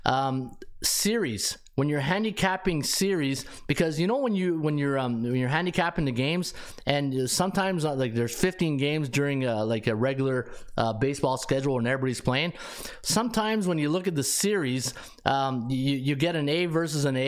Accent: Canada; also born or lived in Ottawa; I'm sitting here in Ottawa. We're not really that close to the North Pole, but hey, I'm still Canadian

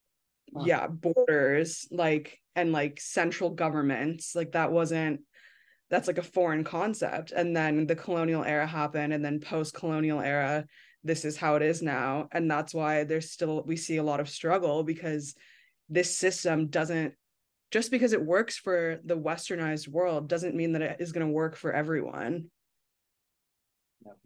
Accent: United States; moved away; as an American who's not living in the United States

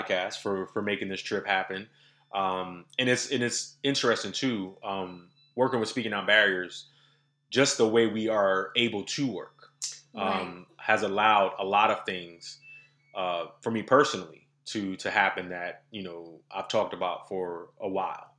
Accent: New York City, New York, United States; also born or lived in South Carolina; now in Greenville, United States; we grew up in New York City

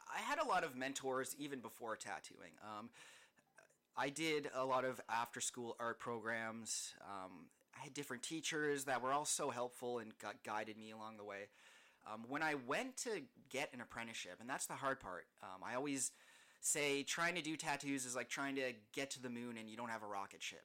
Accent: Niagara Falls, Ontario, Canada; also born or lived in Hamilton, Ontario / Toronto, Ontario; I was born in Hamilton, um, but I grew up in Niagara Falls. I've been here basically my whole life

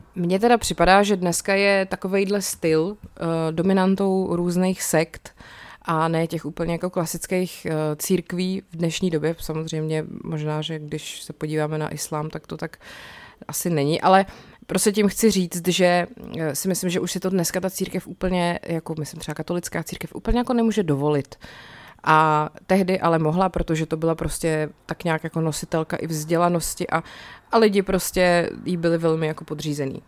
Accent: South Bohemian Region, Czechia; jsem z Jižních Čech

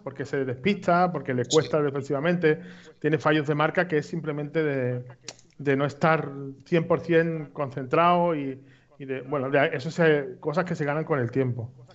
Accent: Seville, Andalusia, Spain; yo me crié en Sevilla

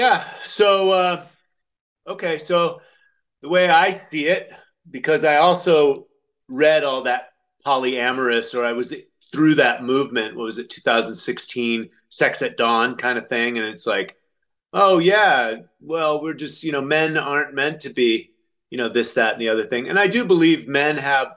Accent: United States; I'm an American

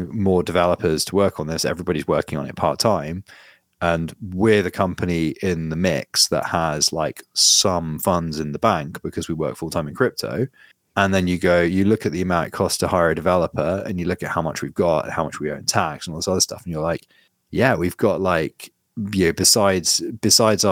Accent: United Kingdom; being British

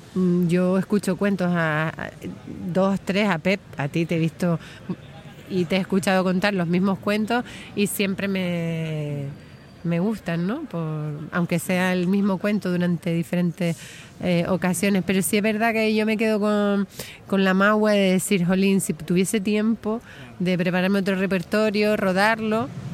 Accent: Gran Canaria, Canary Islands, Spain; a mí me gusta contar historias de aquí, de mi pueblo

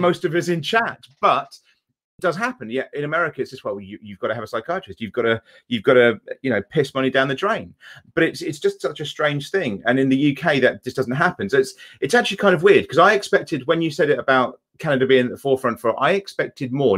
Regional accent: England, United Kingdom; I'm, I'm English

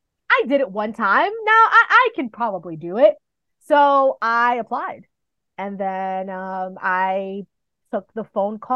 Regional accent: New York City, New York, United States; moved away as an adult; also born or lived in Dominican Republic / Kansas City, Missouri; I was born in New York, and when I was a few months old, I moved to the Dominican Republic. And then I moved back when I was 7. But I spent my summers in the Dominican Republic. So I grew up between New York City

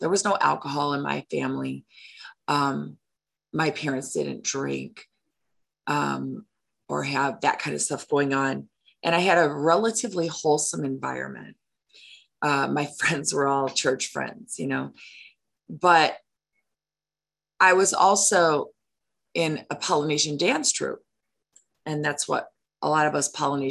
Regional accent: Chicago, Illinois, United States; I grew up in Chicago

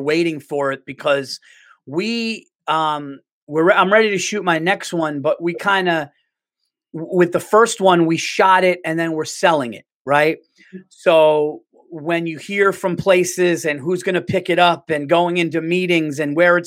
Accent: New York City, New York, United States; I'm a New Yorker

